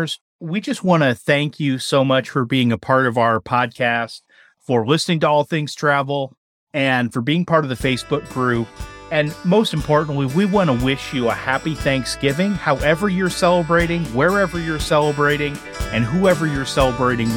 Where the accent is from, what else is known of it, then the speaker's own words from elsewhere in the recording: Midwest, United States; growing up in the Midwest